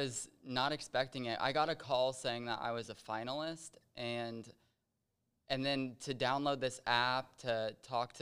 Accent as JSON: {"language": "English", "town": "Kansas City", "region": "Missouri", "country": "United States", "said": "I'm from Kansas City, Missouri"}